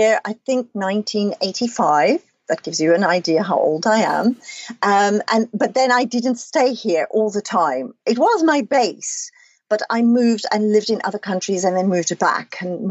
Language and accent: English; Namibia; also born or lived in Cape Town, South Africa; now in London, United Kingdom; I was born in Namibia on a farm